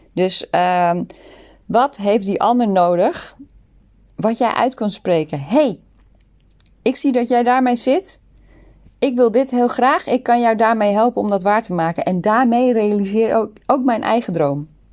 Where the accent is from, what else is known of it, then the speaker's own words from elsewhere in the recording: Netherlands; moved away as an adult; also born or lived in Sydney, Australia; now in Singapore; we komen uit Nederland. Alle drie